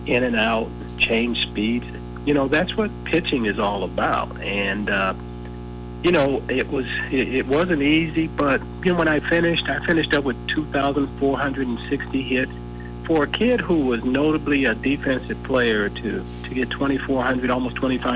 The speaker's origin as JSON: {"language": "English", "region": "Southern California", "country": "United States", "tie": "born or raised there", "said": "when I was growing up in Southern California"}